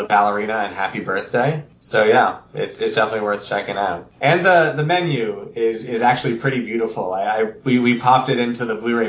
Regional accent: Massachusetts, United States; moved away; I'm from Massachusetts

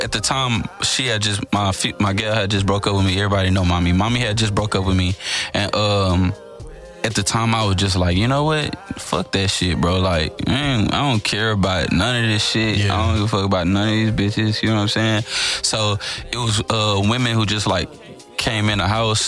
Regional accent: Homestead, United States; I'm from Homestead. I'm from the north side

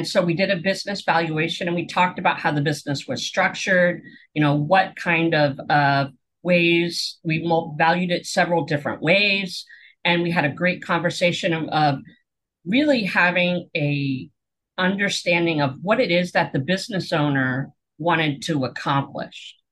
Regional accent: Pennsylvania, United States; moved away as an adult; also born or lived in Portland, Oregon; we moved from Portland, Oregon back to Pennsylvania where I grew up

